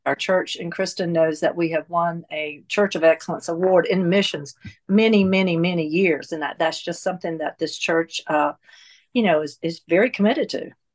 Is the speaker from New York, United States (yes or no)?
no; North Carolina, United States; moved away as an adult; now in Atlanta, United States; I was born and raised in North Carolina and came to, uh, Atlanta in nineteen eighty-three when my husband and I got married